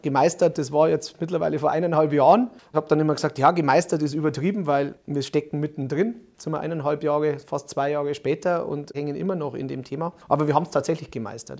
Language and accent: German; Munich, Bavaria, Germany; als Münchner